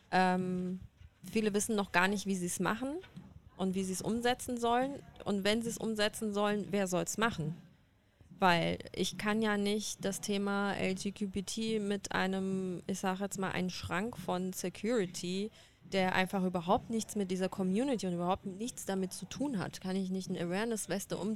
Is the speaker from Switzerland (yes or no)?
no; Iran; Also ich bin ja Iranerin. Und ich bin auch im Iran unterwegs